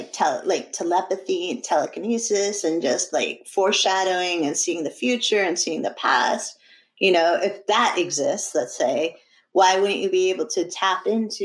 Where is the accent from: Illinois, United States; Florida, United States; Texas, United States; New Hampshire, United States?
New Hampshire, United States; I was a really poor kid and I grew up in New Hampshire